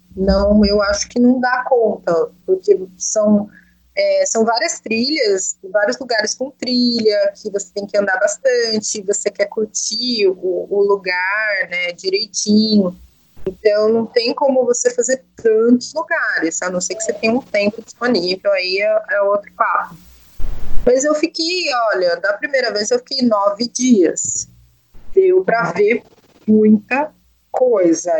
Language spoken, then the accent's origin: Portuguese; Sorocaba, São Paulo, Brazil; E eu sou do interior de São Paulo, uma cidade chamada Sorocaba